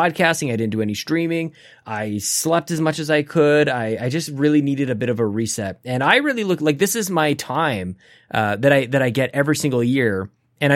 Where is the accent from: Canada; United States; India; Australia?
Canada; as a Canadian